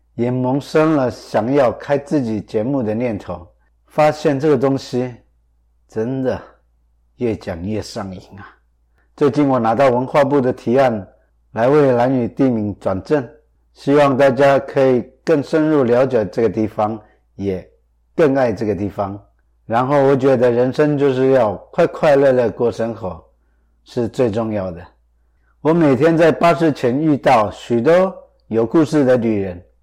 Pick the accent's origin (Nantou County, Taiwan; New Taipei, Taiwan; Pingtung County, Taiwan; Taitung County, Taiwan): Taitung County, Taiwan; Orchid Island; 我是在兰尼国喝海水长大的